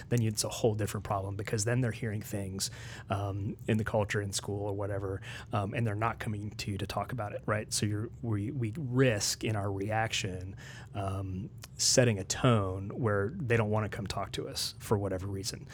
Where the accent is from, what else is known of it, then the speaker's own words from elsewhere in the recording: Morgantown, West Virginia, United States; moved away as an adult; also born or lived in Nashville, Tennessee / Washington, D.C. / Maryland; now in Lebanon, Tennessee, United States; I grew up in West Virginia. Um, my family's mostly from Maryland. Uh, my formative years were in Morgantown, West Virginia